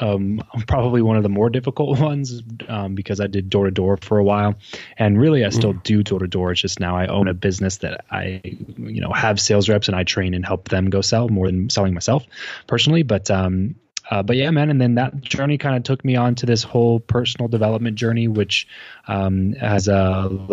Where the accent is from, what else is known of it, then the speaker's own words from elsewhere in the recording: Southern California, United States; So I am from Southern California, grew up, born and raised here.